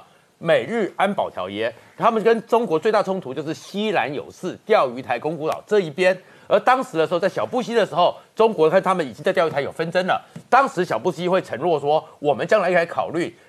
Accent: Taiwan; 我们台湾这边也会担心的是什么？

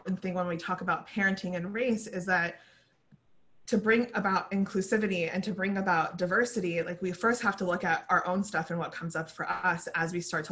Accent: Irvine, California, United States; I grew up in Irvine, California. And for people who aren't familiar, I live in Orange County. I grew up here.

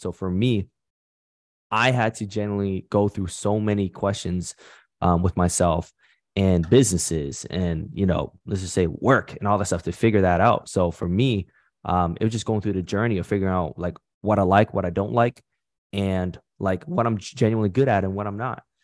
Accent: Canada; nationality, I'm from Canada, but my background is Vietnamese.

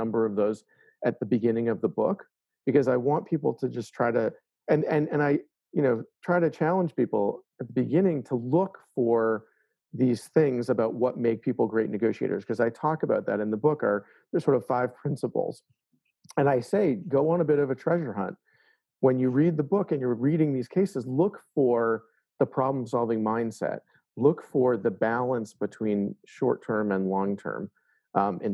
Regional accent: Boston, Massachusetts, United States; I grew up in the Boston area, and Boston is a proud place to be.

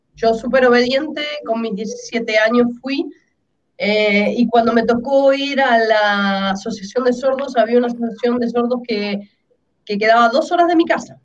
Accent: Argentina; yo soy argentina

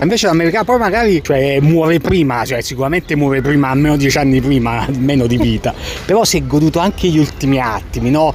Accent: Italy; first language Italian; moved away as an adult; now in New York, United States; nella mia lingua madre, che è l'italiano

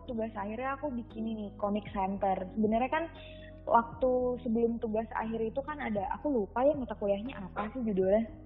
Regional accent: Bogor, West Java, Indonesia; now in Solo, Indonesia; mungkin kan aku dari Bogor dulu ya

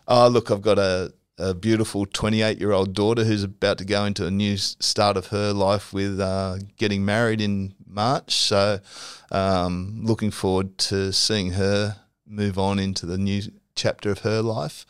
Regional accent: Normanhurst, New South Wales, Australia; I grew up at Normanhurst

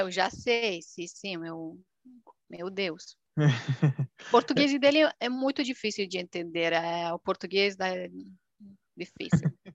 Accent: Romania; Portuguese is a second language; now in Milan, Italy; Aqui é uma romena, romena da Romênia, país do leste

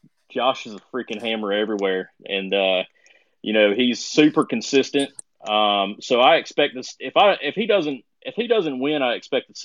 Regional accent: Florida, United States; I grew up in Florida. I get to fish down there pretty regularly.

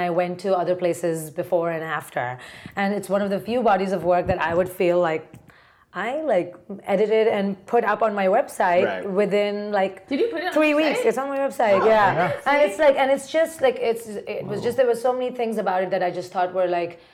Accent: Mumbai, Maharashtra, India; moved away as an adult; also born or lived in Ohio; now in New York, United States; I grew up in Bombay. So I came here when I was like

